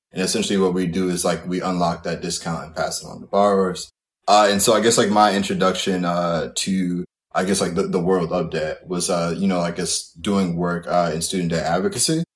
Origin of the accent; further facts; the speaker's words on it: Kalamazoo, Michigan, United States; moved away as an adult; now in New York, United States; I'm from Kalamazoo, Michigan originally, uh, and I went to school at Eastern Michigan, undergrad and grad.